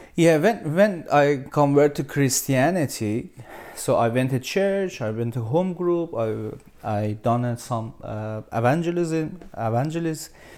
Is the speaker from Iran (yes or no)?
yes; Iran; English is a second language; moved away as an adult; now in Australia; I'm from Iran. So, yeah, my family, uh, back in Iran.